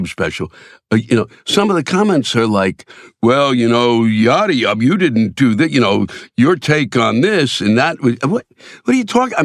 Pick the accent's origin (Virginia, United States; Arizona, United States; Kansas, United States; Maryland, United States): Maryland, United States; Silver Spring; I'm from D.C., around that area, I'm from Silver Spring, Maryland